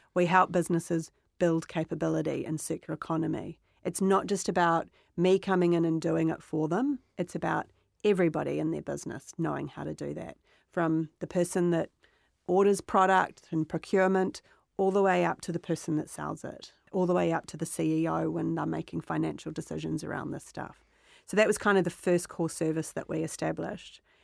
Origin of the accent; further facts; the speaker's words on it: Otahuhu, Auckland, New Zealand; I grew up in New Zealand